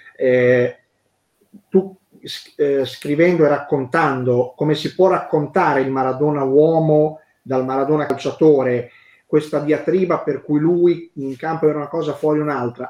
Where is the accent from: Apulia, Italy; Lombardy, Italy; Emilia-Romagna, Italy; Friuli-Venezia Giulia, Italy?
Emilia-Romagna, Italy; sono romagnolo